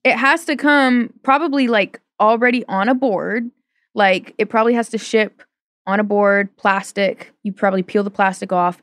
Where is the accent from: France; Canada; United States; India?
United States; Portland, Oregon; I'm from Portland.